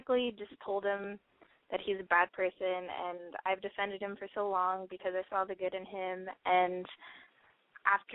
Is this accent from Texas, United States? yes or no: yes; San Antonio, Texas, United States; I'm from San Antonio